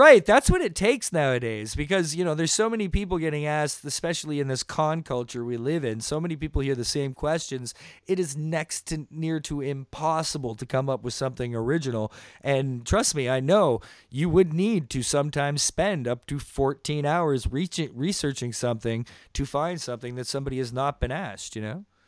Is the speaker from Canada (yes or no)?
yes; Toronto, Ontario, Canada; my hometown at Toronto